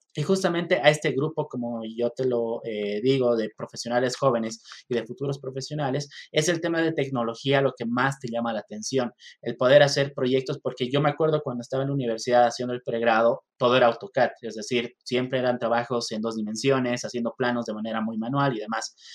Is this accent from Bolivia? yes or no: yes; Bolivia; also born or lived in Mexico; now in La Paz, Bolivia; soy eh, ingeniero civil, soy boliviano, estudié acá en, Bolivia la, la, carrera